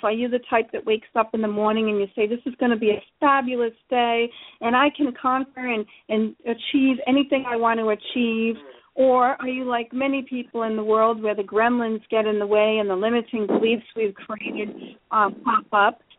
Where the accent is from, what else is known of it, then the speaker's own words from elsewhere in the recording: Rhode Island, United States; I come from Rhode Island on the east coast of the United States, one of the loud Italians and the crazy Irish people live. And I kind of grew up in an unfiltered environment